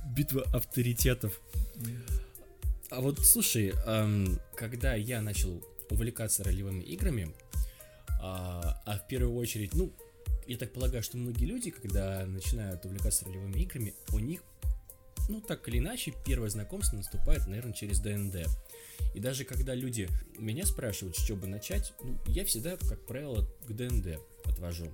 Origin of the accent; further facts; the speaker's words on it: Magadan Oblast, Russia; я сам с Колымы, и, мы тоже там говорили зал